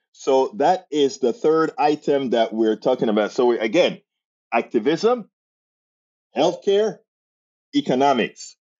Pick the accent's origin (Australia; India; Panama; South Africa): Panama; I'm from Central America, Panama